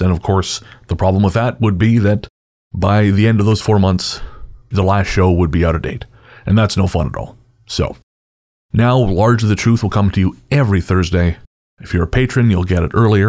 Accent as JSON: {"language": "English", "town": "Revelstoke", "region": "British Columbia", "country": "Canada", "tie": "born or raised there", "said": "I grew up listening to CKCR in Revelstoke, BC, my hometown"}